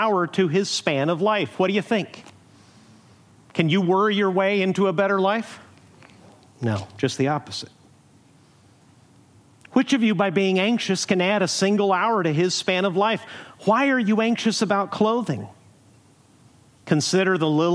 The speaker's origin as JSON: {"language": "English", "country": "Mexico", "tie": "born or raised there", "moved": "yes", "lives_now": "Huntington Beach, United States", "said": "growing up in Mexico"}